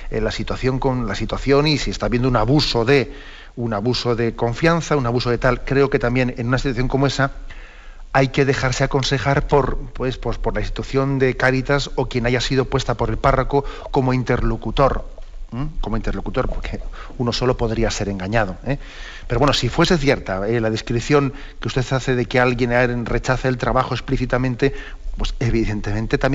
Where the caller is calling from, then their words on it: Madrid, Community of Madrid, Spain; de Madrid.